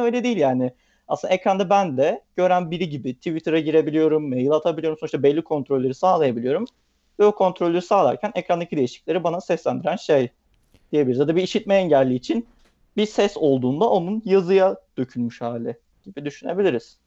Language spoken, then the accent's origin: Turkish; Bursa, Turkey; moved away as an adult; also born or lived in Istanbul; ailem Bursalı, Bursa'da yaşıyorum. E, üniversite sebebiyle aslında İstanbul'a taşındım.